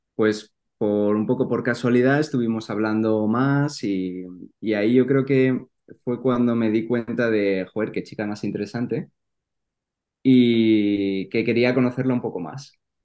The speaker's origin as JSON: {"language": "Spanish", "town": "Madrid", "region": "Community of Madrid", "country": "Spain", "tie": "born or raised there", "said": "soy de Madrid y bueno, he vivido ahí toda mi vida"}